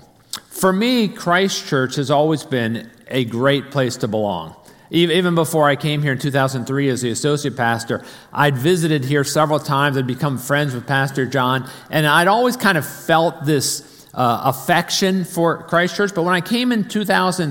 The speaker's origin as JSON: {"language": "English", "town": "Arlington", "region": "Virginia", "country": "United States", "tie": "born or raised there", "said": "I grew up in North Arlington, up near Chain Bridge"}